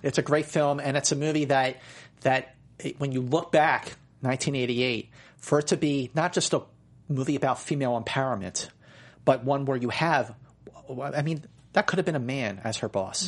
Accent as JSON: {"language": "English", "town": "Philadelphia", "region": "Pennsylvania", "country": "United States", "tie": "born or raised there", "said": "I grew up in Philadelphia"}